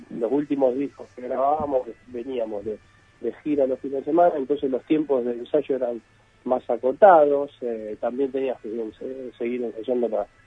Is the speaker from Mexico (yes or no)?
no; Argentina; somos argentinos